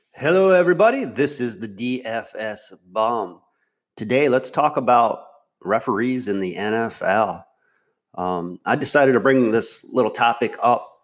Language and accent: English; Michigan, United States; I grew up in Michigan. I still live in Michigan